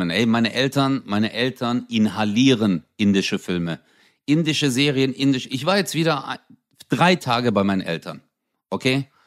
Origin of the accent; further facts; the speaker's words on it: Turkey; Also ich zum Beispiel als Türke, wenn ich das sehe, ich denke mir so, ey, die tanzen wieder.